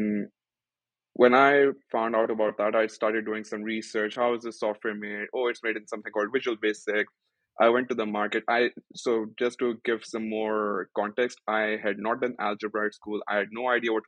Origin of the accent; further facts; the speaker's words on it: Pakistan; moved away as an adult; now in United States; I am originally not from the US, I'm from Pakistan